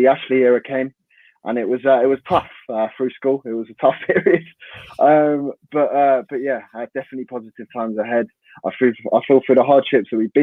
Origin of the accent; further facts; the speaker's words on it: London, United Kingdom; you can probably hear I'm from London as well, so a lot of my mates are Gooners